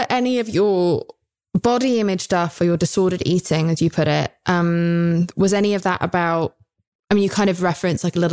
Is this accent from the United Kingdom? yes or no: yes; United Kingdom; I'm British.